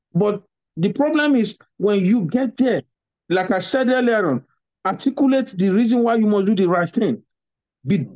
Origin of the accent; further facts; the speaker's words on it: Nigeria; now in United States; a Nigerian